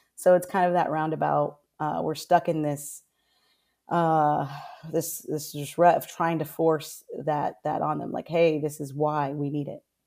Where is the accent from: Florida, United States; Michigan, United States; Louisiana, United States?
Florida, United States; Orlando; moved away as an adult; now in Pasco County, United States; I'm originally from Orlando